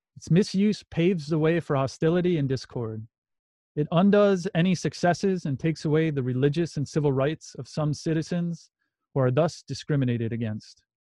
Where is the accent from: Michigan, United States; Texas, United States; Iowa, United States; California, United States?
Michigan, United States; Muskegon; The Catholic Church I went to growing up in Muskegon, Michigan was called Saint Francis de Sales